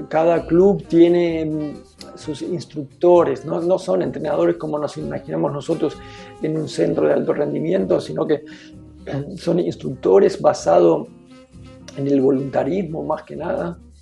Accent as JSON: {"language": "Spanish", "region": "Buenos Aires", "country": "Argentina", "tie": "born or raised there", "moved": "as an adult", "lives_now": "Freiburg, Germany", "said": "soy argentino. Eh, nací en Buenos Aires"}